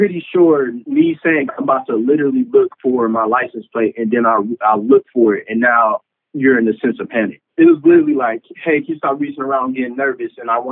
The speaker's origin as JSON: {"language": "English", "town": "Dayton", "region": "Ohio", "country": "United States", "tie": "born or raised there", "also_born_or_lived": "Arkansas / Washington, D.C.", "moved": "as an adult", "said": "I'm from Dayton, Ohio. I was born and raised there"}